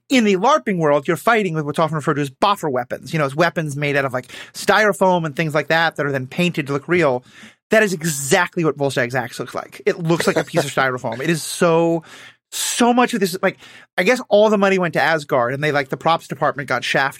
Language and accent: English; New York City, New York, United States; I'm from New York City.